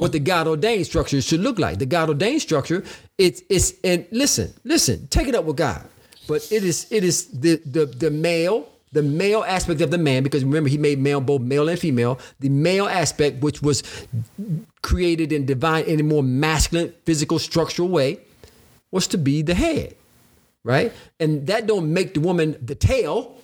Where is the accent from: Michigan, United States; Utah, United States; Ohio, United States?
Michigan, United States; Detroit; moved away as an adult; also born or lived in Illinois; growing up in Detroit, Michigan